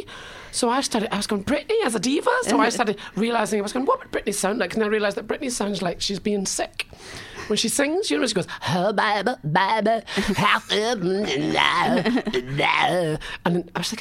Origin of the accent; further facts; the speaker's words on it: Scotland, United Kingdom; accent: Scottish; I am a Scottish comedian